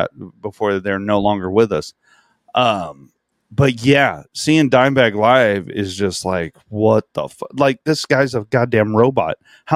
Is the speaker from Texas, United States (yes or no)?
yes; Del Rio, Texas, United States; Now, I'm from Del Rio. I didn't really have much exposure to metal music.